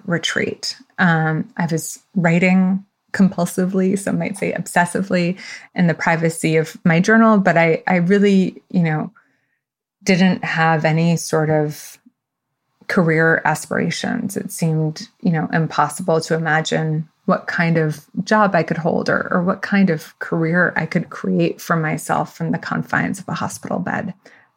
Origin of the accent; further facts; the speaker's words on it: New York City, New York, United States; moved away; also born or lived in Tunisia / Paris; I was born in New York City. Both my parents are immigrants.